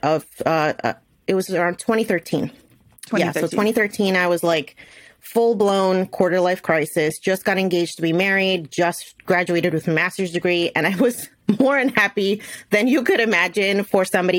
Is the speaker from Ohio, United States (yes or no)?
no; New Jersey, United States; I was born and raised in New Jersey, and the pharmaceutical industry is really big out here